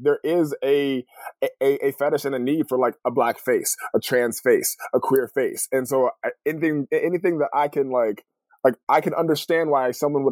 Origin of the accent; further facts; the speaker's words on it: California, United States; moved away as an adult; also born or lived in Los Angeles, California / Connecticut / Boston / Detroit; now in Portland, United States; I grew up in California